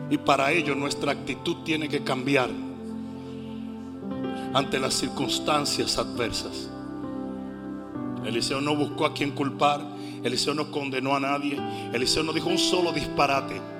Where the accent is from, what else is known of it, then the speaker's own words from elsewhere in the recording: Pachuca, Hidalgo, Mexico; Yo que vengo de Pachuca y la gente gritaba hasta sin saber lo que estaba diciendo.